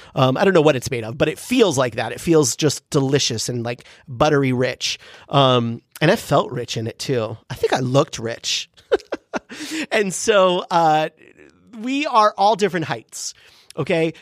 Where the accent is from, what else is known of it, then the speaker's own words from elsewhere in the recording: San Diego, California, United States; growing up in San Diego with my mom and sister